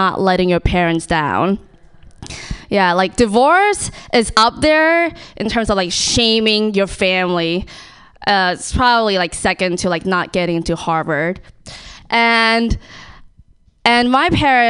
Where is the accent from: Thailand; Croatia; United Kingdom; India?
Thailand; I'm from Thailand.